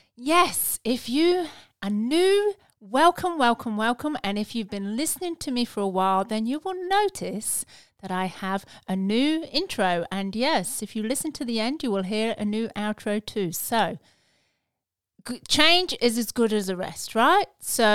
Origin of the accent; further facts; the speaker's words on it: England, United Kingdom; moved away as an adult; now in Australia; We emigrated from England in 2001